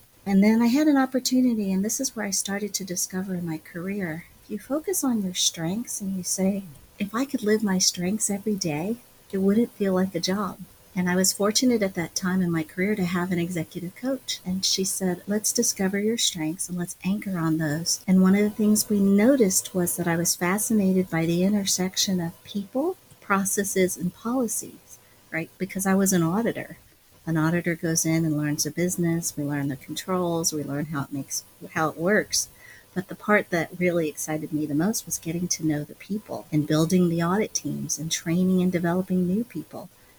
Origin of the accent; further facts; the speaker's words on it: Midwest, United States; As Chinese American, sometimes I was the only person of color. Right? We grew up in the Midwest.